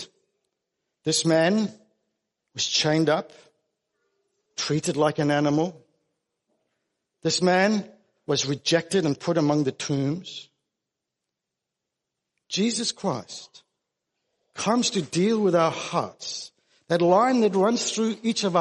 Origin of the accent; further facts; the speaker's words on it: South Africa; now in Australia; I grew up in South Africa.